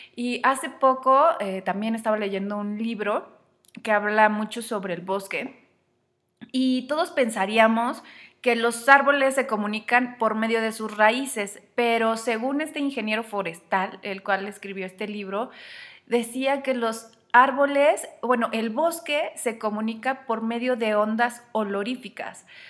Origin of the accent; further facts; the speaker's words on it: Mexico; lo que vivimos en México, en mi país